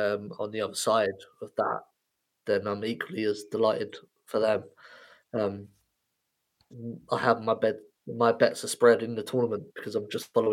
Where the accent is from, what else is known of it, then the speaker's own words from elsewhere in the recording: England, United Kingdom; I don't support England, even though I'm from England.